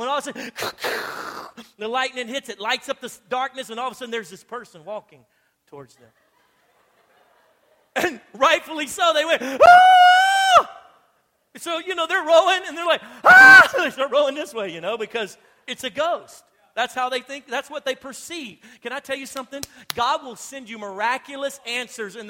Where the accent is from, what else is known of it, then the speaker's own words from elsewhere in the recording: Louisiana, United States; I'm from Louisiana.